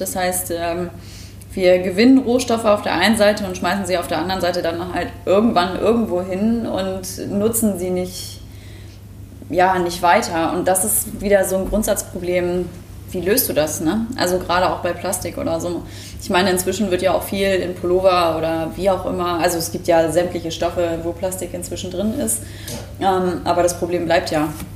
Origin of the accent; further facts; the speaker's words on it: Mecklenburg-Vorpommern, Germany; moved away as an adult; now in Hamburg, Germany; ich komme aus MacPom vom Dorf